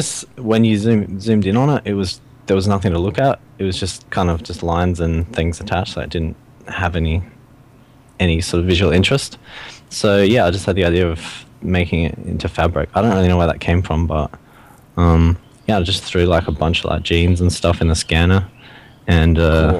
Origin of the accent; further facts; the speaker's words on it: Australia; I'm from Australia